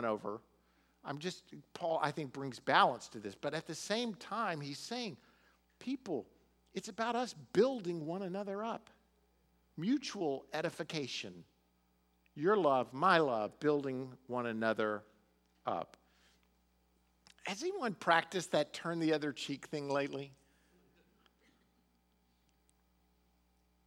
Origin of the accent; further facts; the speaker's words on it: United States; we're Americans